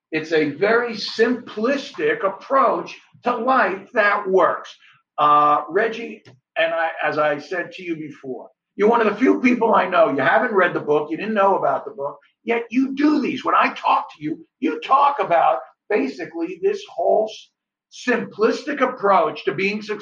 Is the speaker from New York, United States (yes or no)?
yes; New York, United States; I'm a New Yorker.